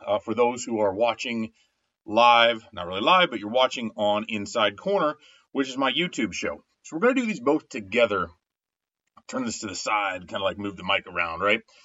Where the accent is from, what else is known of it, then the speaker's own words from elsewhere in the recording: Winamac, Indiana, United States; also born or lived in North Judson, Indiana; So I was born in Winnemac, Indiana had a Winnemac address for a long time, but we went to school and we're in the school district of North Judson, Indiana